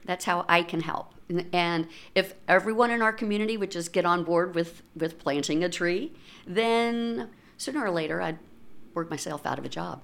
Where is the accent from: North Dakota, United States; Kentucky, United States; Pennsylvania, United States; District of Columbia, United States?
Kentucky, United States; Lexington; moved away as an adult; now in Louisville, United States; I was born and raised in Lexington, Kentucky